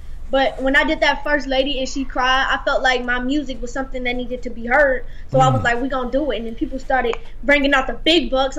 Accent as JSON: {"language": "English", "town": "Savannah", "region": "Georgia", "country": "United States", "said": "I'm from Savannah, Georgia, and he's from the A-Town, Atlanta, Georgia."}